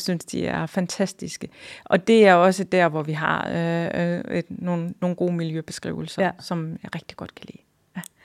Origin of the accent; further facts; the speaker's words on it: Hjørring, North Denmark Region, Denmark; now in Hirtshals, Denmark; så kommer jeg jo fra Jørgen. Jeg er opvokset i, i Jørgen. Det er min by.